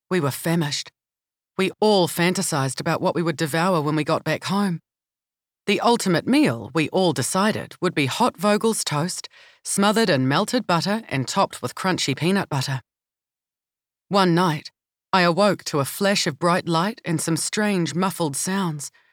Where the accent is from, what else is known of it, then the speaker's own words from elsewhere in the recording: Palmerston North, Manawatū-Whanganui, New Zealand; Growing up in Palmerston North, near Massey University, and the DSIR, many of our neighbours and parents' friends were professionals and visiting academics from different parts of the world